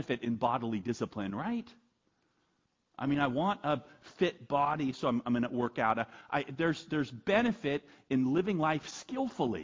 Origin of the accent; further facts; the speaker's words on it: United States; I'm an American